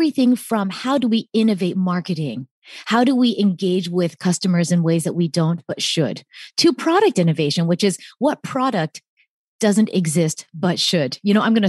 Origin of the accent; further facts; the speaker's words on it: upstate New York, United States; also born or lived in Atlanta, Georgia; ended up spending most of my childhood in upstate New York